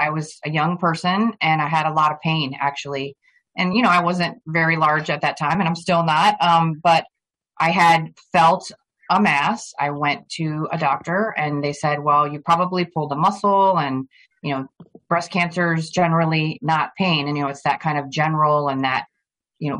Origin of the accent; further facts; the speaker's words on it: Plantation, Florida, United States; also born or lived in Flint, Michigan; I grew up in Plantation, Florida, which is a suburb of Fort Lauderdale